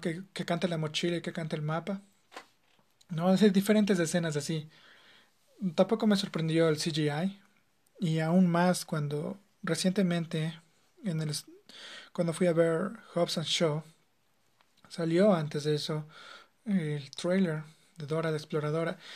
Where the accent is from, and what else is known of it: Ecuador